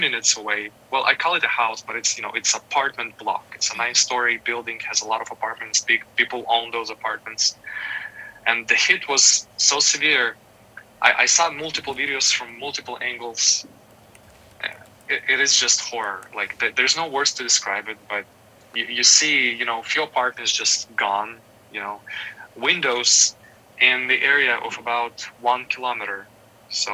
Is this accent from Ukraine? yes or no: yes; Ukraine; moved away as an adult; now in Hollywood, United States; I was born and raised in Ukraine. I lived there until I was 21.